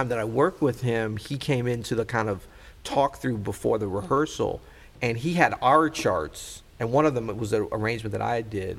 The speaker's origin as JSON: {"language": "English", "region": "Midwest", "country": "United States", "said": "we're both from the Midwest"}